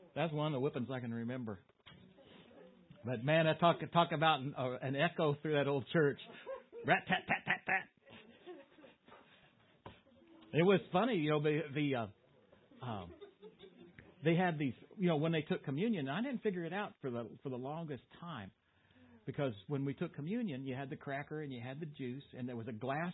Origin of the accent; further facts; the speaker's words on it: Boonville, United States; in the Baptist church where I grew up in Boonville